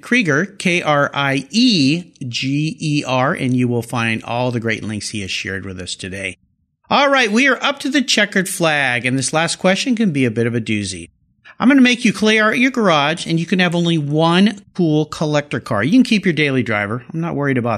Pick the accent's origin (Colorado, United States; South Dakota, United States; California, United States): California, United States; Southern; I grew up in Southern California where we don't really have any accents